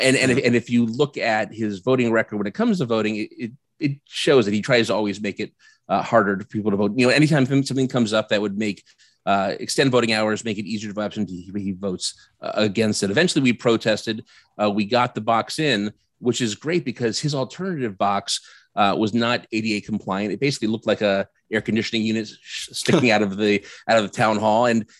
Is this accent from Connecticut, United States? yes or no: yes; Vernon, Connecticut, United States; also born or lived in Washington D.C.; I am from Vernon, Connecticut. I'm running for mayor here.